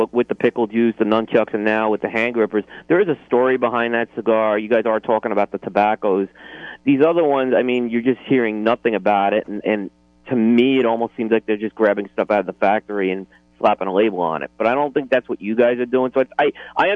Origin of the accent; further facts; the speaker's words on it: Northeast, United States; I grew up in the Northeast